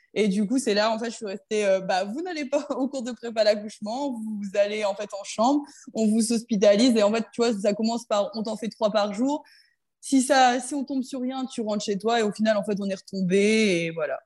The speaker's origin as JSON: {"language": "French", "town": "Saint-Omer", "region": "Hauts-de-France", "country": "France", "tie": "born or raised there", "also_born_or_lived": "Lesquin, near Lille", "said": "J'étais en fait, moi, dans le club de Saint-Omer, parce que j'habitais du coup bah, à Saint-Omer"}